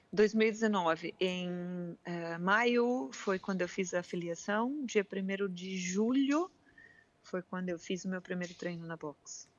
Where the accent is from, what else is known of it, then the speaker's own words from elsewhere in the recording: Curitiba, Paraná, Brazil; now in Figueira da Foz, Portugal; Eu sou de Curitiba, no sul